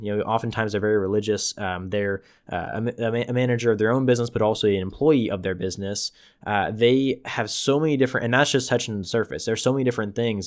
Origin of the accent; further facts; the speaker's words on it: Tulare, California, United States; my hometown, Tulare